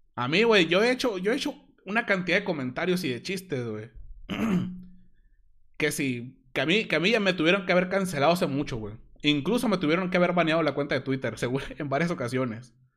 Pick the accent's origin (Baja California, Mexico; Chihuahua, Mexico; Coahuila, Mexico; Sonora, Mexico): Sonora, Mexico; Hermosillo; Soy de Sonora, de Hermosillo, Sonora